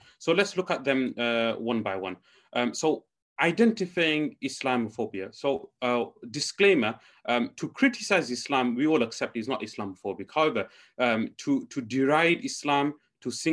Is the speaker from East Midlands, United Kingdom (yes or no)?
yes; Leicester, East Midlands, United Kingdom; I'm from Leicester